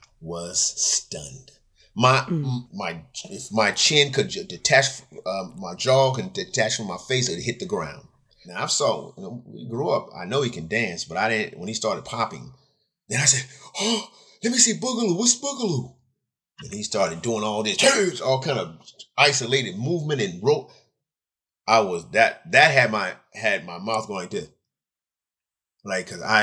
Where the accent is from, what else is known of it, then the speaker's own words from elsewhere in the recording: Fresno, California, United States; also born or lived in Long Beach, California; I was born in Fresno, California. Moved to Long Beach in 1978